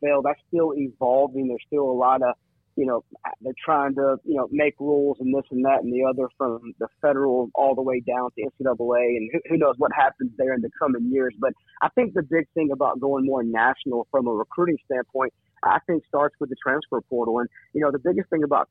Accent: Atlanta, Georgia, United States; I'm from Atlanta, so I'm down here in the South

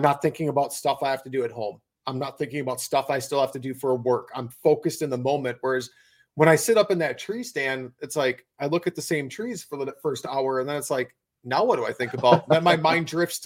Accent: Wisconsin, United States; my home state of Wisconsin

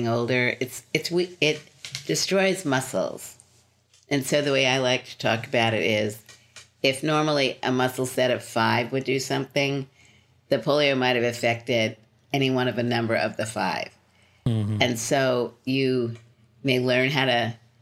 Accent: New York City, New York, United States; moved away as an adult; also born or lived in Philadelphia; So I lived in Brooklyn until I was 25.

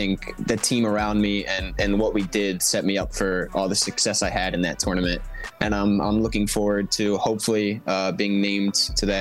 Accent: Philadelphia, Pennsylvania, United States; I have to back my hometown club

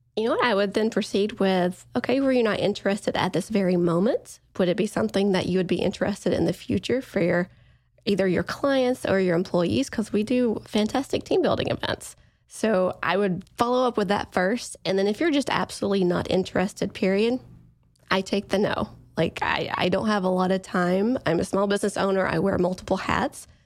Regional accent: East Coast, United States; I'm from the East Coast

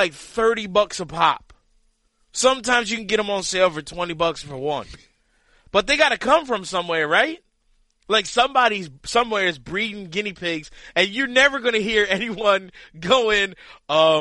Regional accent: Lancaster, Pennsylvania, United States; moved away; my hometown.

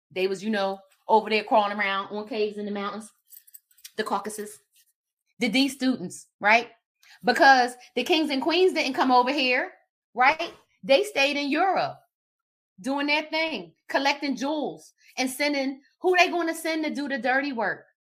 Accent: Philadelphia, Pennsylvania, United States; I'm from Philly

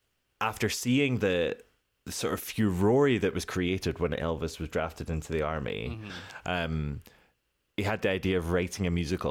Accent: Scotland, United Kingdom; me as a Scottish

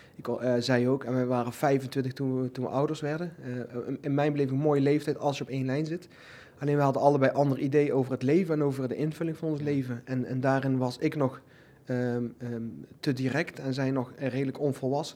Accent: Netherlands; ik ben in Nederland geboren

